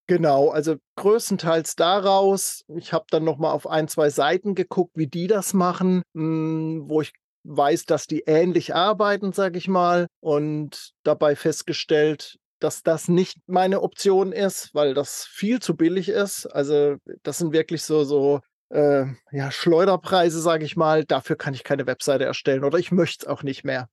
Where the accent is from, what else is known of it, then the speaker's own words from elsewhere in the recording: near Freiburg im Breisgau, Baden-Württemberg, Germany; FR ist dann auch noch aus meiner Heimat, das ist der Nachbarkreis aus in, äh, Freiburg in Breisgau.